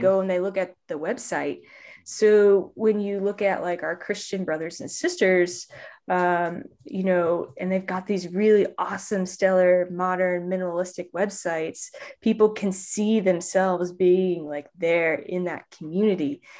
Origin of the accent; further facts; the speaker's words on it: Indianapolis, Indiana, United States; I'm from Indianapolis, Indiana